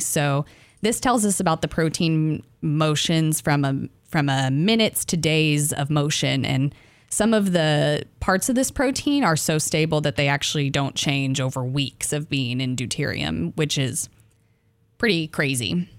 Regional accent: Arkansas, United States; I'm from Arkansas

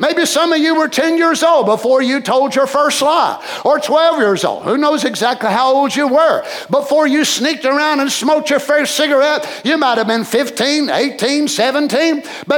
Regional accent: Kentucky, United States; moved away as an adult; now in Johnson City, United States; when I came here years ago from Kentucky, the sin and the things that was here around Johnson City, it was different than what I was used to down in Kentucky.

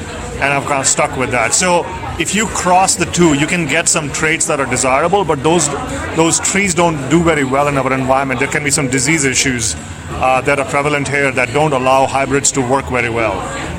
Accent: India; now in Pullman, United States; I'm from India, and a lot of the pulses that we eat back in India are grown here.

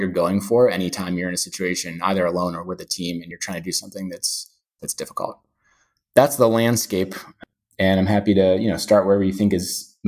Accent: New York, United States; And yeah, definitely love living in New York. I'm a New Yorker and I like the variety.

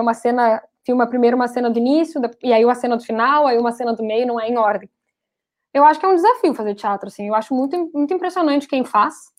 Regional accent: Rio Grande do Sul, Brazil; eu sou gaúcha

